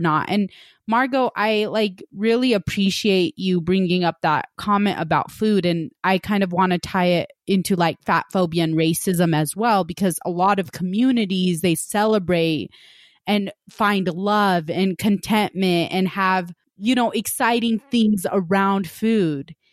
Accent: West Valley, United States; I grew up in West Valley and we had a lot of Hispanic families

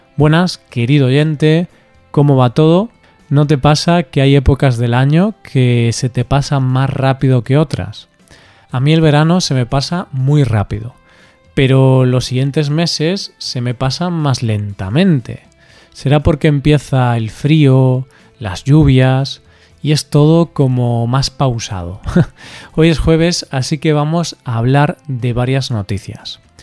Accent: Galicia, Spain; En mi tierra, en Galicia

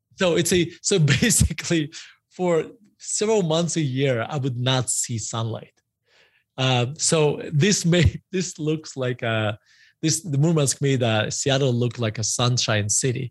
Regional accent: Murmansk, Murmansk Oblast, Russia; moved away; I grew up in, uh, Murmansk, uh, Russia

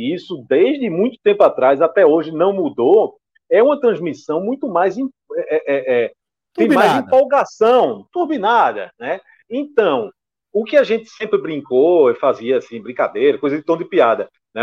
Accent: Pernambuco, Brazil; eu como pernambucano

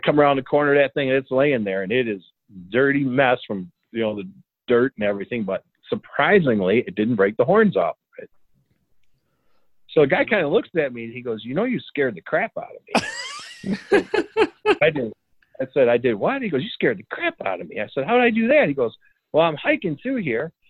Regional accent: Michigan, United States; I'm from Michigan

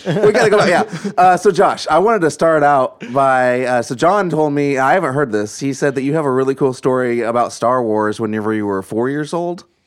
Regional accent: Southern Illinois, United States; we, uh, all grew up in the same area in, in Southern Illinois

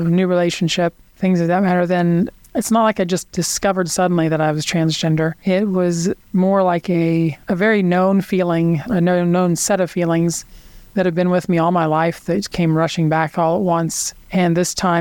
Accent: Kansas City, Missouri, United States; I grew up in Kansas City to Hickman Mills High School many years ago

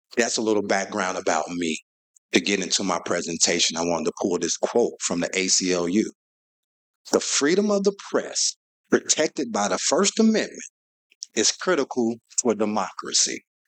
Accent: St. Louis, Missouri, United States; I was born and raised in South St. Louis

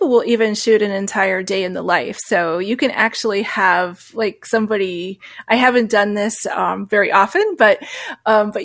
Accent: New Hampshire, United States; I grew up in New Hampshire, so there was a lot of beautiful scenery

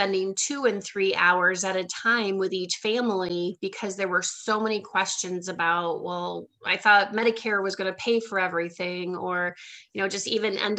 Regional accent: Iowa, United States; moved away as an adult; also born or lived in Milwaukee, Wisconsin; now in Southwest Florida, United States; I'm actually from Iowa, but I built my business in the Milwaukee, Wisconsin market. And then about 4 years ago, I moved here to Southwest Florida

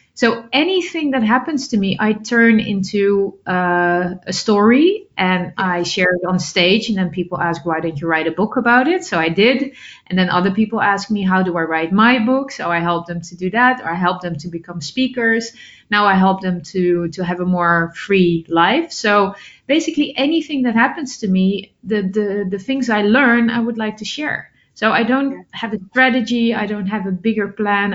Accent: Netherlands; I'm originally from the Netherlands, and the Netherlands is still my basis.

